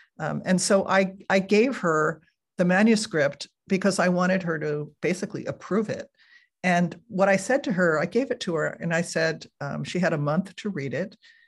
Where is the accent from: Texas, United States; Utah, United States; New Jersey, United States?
New Jersey, United States; now in California, United States; I moved from New Jersey, where I had grown up, to California, where I still live.